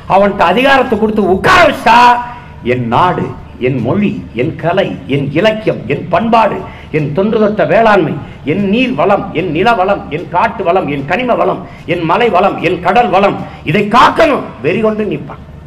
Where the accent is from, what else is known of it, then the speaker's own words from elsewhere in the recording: Tamil Nadu, India; உலகத்தின் எந்த ஓரத்திற்கு போனாலும் நான் தமிழன்